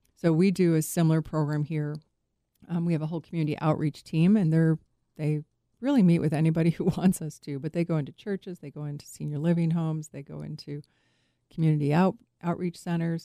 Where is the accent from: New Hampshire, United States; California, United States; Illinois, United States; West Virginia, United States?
Illinois, United States; Chicago; I grew up in Chicago